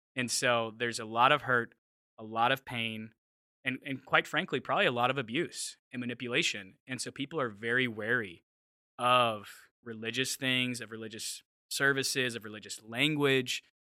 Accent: Mesa, Arizona, United States; moved away as an adult; also born or lived in Los Angeles, California / Seattle area; now in Seattle, United States; I'm from Phoenix, Arizona, which I think you guys know that. Uh, from a little suburb outside of it called Mesa. Um, it's where all the suburban kids kind of go from Phoenix. So grew up there, was there for 19 years through high school

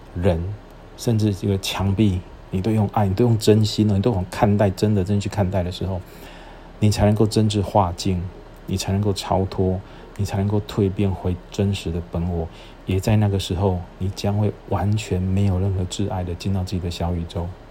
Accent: Shalu, Taichung, Taiwan; moved away as an adult; also born or lived in Chiayi / Kaohsiung; now in Tainan, Taiwan; 我出生地是在台中， 可是我的籍贯， 就是我入户口是在嘉义。 然后我后来又在沙鹿成长， 然后之后大学的时候到台南读书， 然后再到垦丁当兵， 毕业之后到垦丁当兵， 兵， 当兵，兵完毕之后， 我到高雄工作， 然后因缘际会娶了台南的太， 不是因缘际会， 就是命运使然地娶了台南的太太

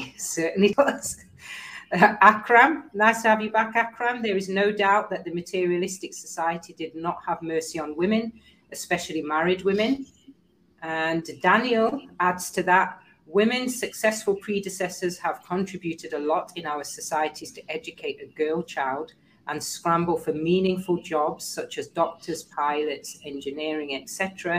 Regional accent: Kenya; As a Kenyan and African, I'm proud of our women's role in the society.

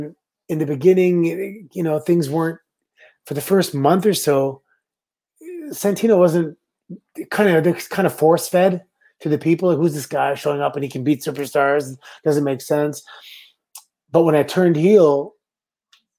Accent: Canada; I'm Canadian

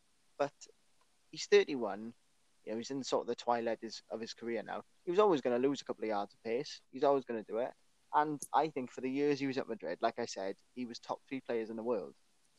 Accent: Wales, United Kingdom; I absolutely love to see as a Welsh football

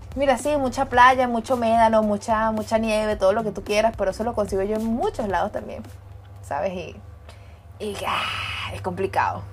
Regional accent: Venezuela; nací en Venezuela, estudié en Venezuela, me gradué en Venezuela, trabajé en Venezuela, 26 años de experiencia

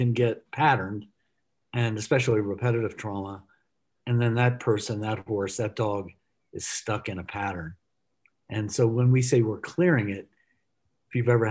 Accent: Texas, United States; as a kid, I grew up in Texas at an early age

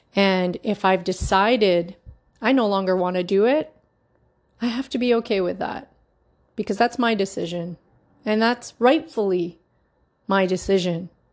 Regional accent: Markham, Ontario, Canada; also born or lived in Toronto, Canada; born and raised in Markham

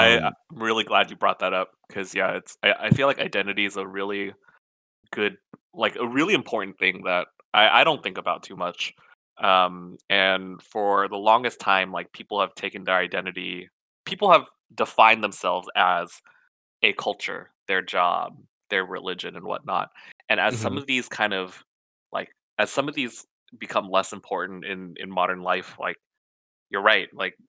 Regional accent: United States; I was raised in America as a Vietnamese person.

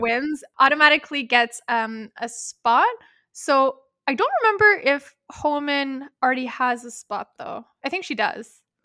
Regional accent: Canada; we're Canadian

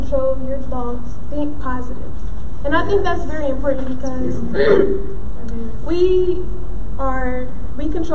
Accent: Dayton, Ohio, United States; I'm an artist from Dayton, Ohio

